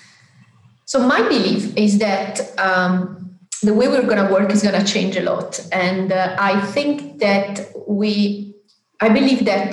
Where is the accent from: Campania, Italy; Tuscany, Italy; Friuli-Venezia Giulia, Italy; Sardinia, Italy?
Campania, Italy; Naples; I'm from South Italy, from Naples, a town that is called Naples